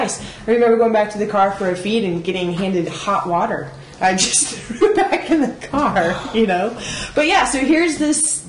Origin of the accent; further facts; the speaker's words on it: United States; being an American at some of these races